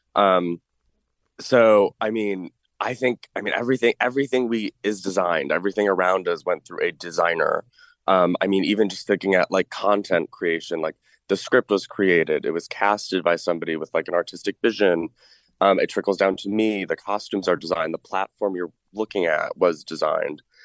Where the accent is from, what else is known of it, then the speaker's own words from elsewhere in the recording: Manchester, Connecticut, United States; also born or lived in New York City; I'm born and raised in Manchester, Connecticut